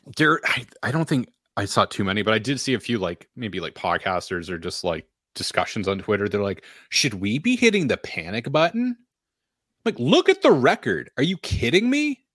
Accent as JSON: {"language": "English", "town": "Nashua", "region": "New Hampshire", "country": "United States", "moved": "yes", "lives_now": "Boston area, United States", "said": "I'm from Nashua"}